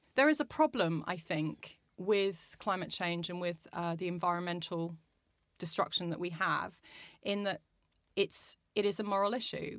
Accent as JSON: {"language": "English", "country": "Brazil", "also_born_or_lived": "Australia"}